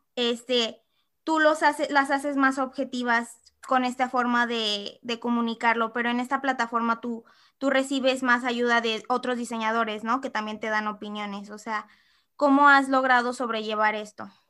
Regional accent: Mexico; como mexicanos también nos falta esto de aceptar

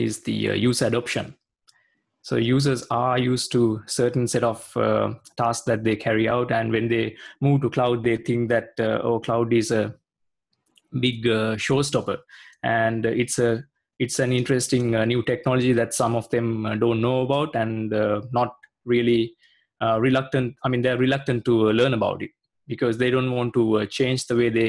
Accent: Sri Lanka; also born or lived in Perth, Australia; now in Sydney, Australia; I'm originally from Sri Lanka, but I'm a resident in Australia based in Sydney.

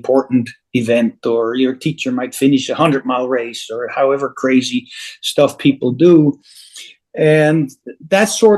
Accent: Switzerland; now in Alaska, United States; I was born, as you might know, born and raised in Switzerland.

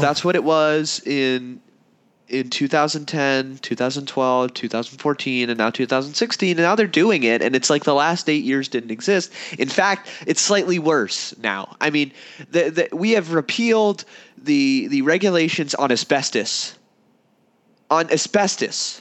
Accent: United States; I'm an American

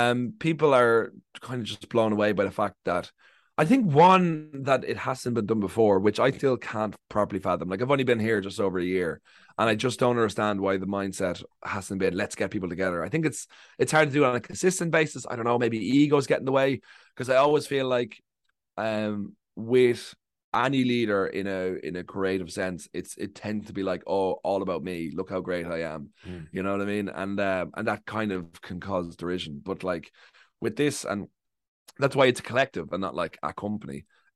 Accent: Ireland; now in United Kingdom; we come over here, we kind of grow up in a similar culture, and we're white and we're English speaking, and that we just sort of, and we're just like, oh, we're Ireland, and we kind of join forces.

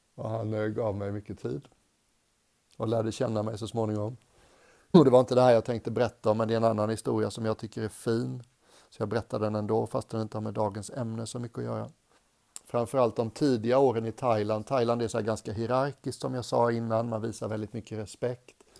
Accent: Sweden; moved away as an adult; also born or lived in England; som svensk

